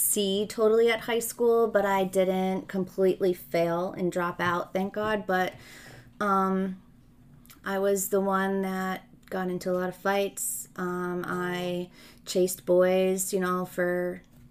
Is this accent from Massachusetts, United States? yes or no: no; West Milford, New Jersey, United States; also born or lived in Ridgewood, New Jersey; I was born in Ridgewood, New Jersey, and I grew up in a town called West Milford